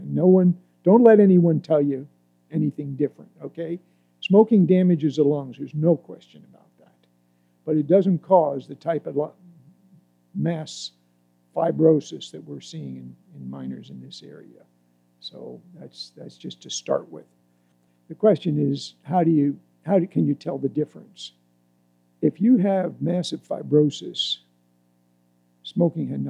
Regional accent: Altoona, Pennsylvania, United States; I grew up in Altoona, Pennsylvania

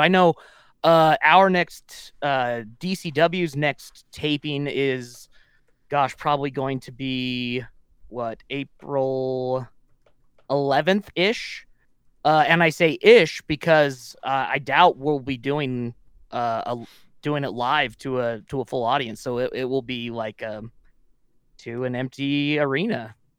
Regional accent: Wyoming, United States; moved away; from Wyoming in my hometown

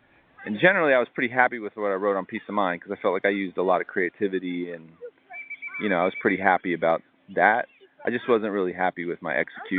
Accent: Tampa, Florida, United States; that time of me growing up in Ybor City and the financial problems and all that stuff.

